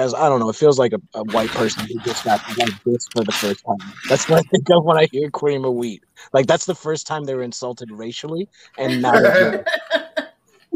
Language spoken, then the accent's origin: English; East Coast, United States; moved away as an adult; now in California, United States; I grew up over in the East Coast. That's where I spent most of my life.